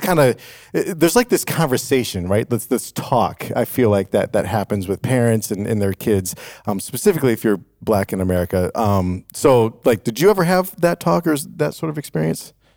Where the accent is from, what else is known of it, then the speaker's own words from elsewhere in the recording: Chicago, Illinois, United States; I grew up in Chicago